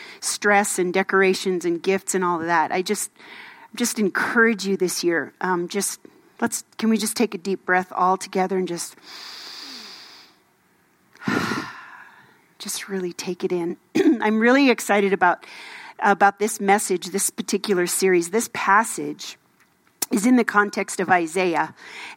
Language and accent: English; Minnesota, United States; moved away; I grew up in Minnesota